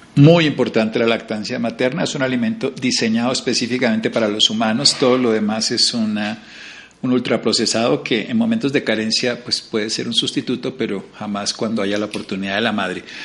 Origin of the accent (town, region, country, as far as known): Colombia